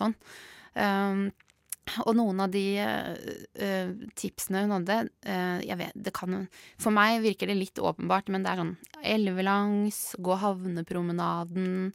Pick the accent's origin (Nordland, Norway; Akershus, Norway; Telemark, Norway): Telemark, Norway; Skien; now in Oslo, Norway; Jeg er som sagt fra Skien, Borgestad, et lite sted.